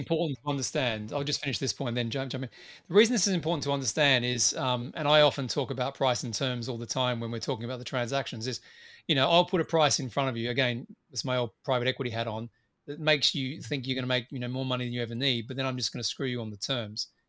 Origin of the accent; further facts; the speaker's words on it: Australia; as I tend to be as an Australian